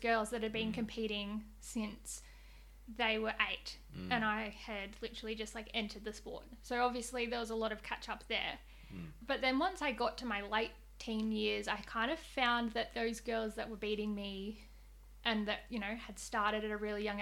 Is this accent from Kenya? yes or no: no; Australia; I grew up, I guess, like most Australians, doing learn to swim